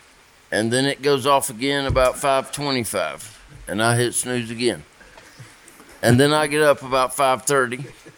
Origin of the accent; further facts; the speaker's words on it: Fairview, North Carolina, United States; I grew up in Fairview